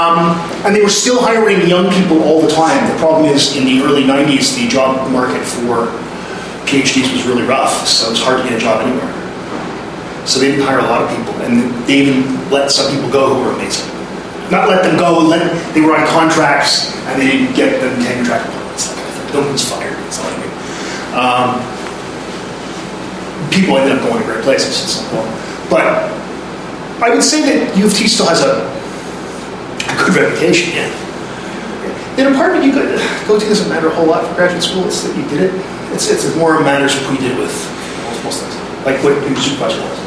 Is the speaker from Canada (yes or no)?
yes; Canada; I'm Canadian